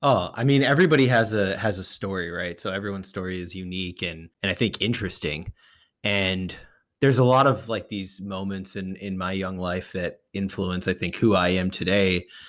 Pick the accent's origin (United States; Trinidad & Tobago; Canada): United States; New England; moved away; also born or lived in West Coast; I grew up in, I grew up in New England, uh, and I, I, you know, I'm a, I was a transplant to the West Coast